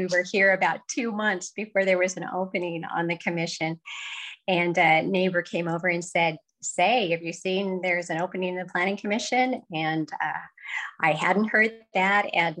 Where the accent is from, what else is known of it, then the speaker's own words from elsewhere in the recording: central Washington State, United States; moved away as an adult; now in Scottsville, United States; I grew up in a small rural community in central Washington State. My hometown was known to be a place of abundant farms and orchards and ranches.